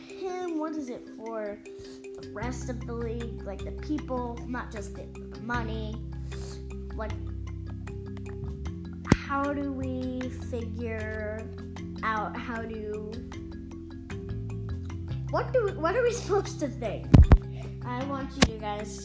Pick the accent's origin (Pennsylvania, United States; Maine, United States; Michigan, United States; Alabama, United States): Pennsylvania, United States; Philadelphia; as a Philadelphian